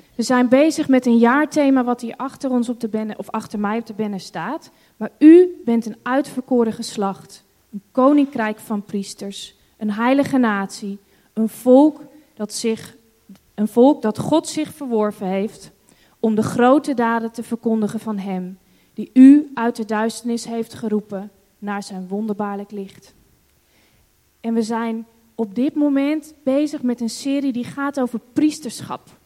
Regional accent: Netherlands; also born or lived in Hong Kong; wij als Nederlanders

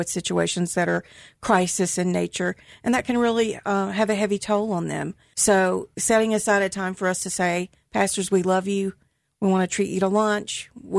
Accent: Vicksburg, Mississippi, United States; also born or lived in Jackson, Mississippi / Hattiesburg, Mississippi; I was born in Jackson, grew up in Vicksburg, went to college at USM in Hattiesburg, so I love Mississippi.

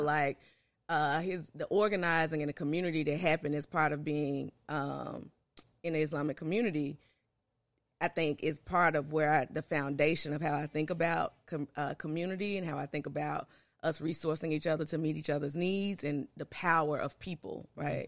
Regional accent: Memphis, Tennessee, United States; also born or lived in Clarksville, Tennessee; I love growing up in North Memphis

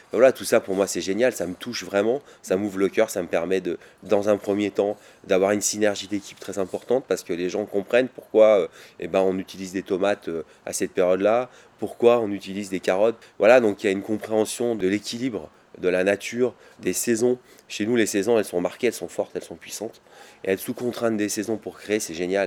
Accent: Vercors, Auvergne-Rhône-Alpes, France; also born or lived in Grenoble; je suis né à Grenoble et j'ai grandi dans le Vercors.

